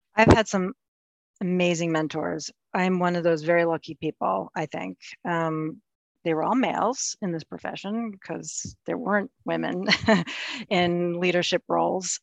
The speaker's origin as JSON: {"language": "English", "country": "United States", "tie": "born or raised there", "said": "we're Ukrainian American. I was born here. My folks um, came here as refugees after the Second World War"}